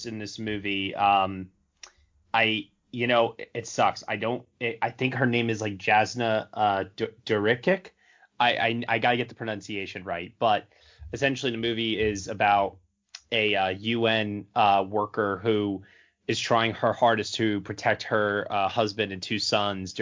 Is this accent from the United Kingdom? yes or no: no; Long Island, New York, United States; I grew up on Long Island, New York, and that's like Jewish mom heaven.